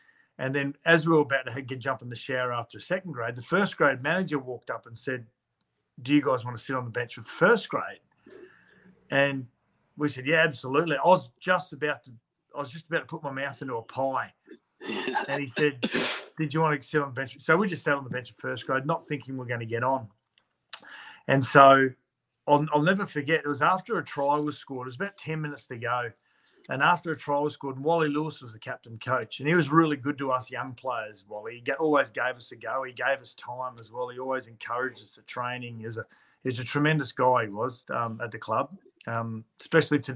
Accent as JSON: {"language": "English", "town": "Gold Coast", "region": "Queensland", "country": "Australia", "tie": "born or raised there", "said": "the Gold Coast. That was my hometown"}